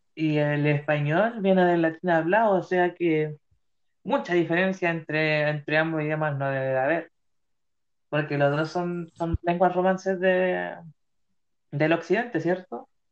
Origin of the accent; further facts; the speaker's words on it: Chile; en mi país Chile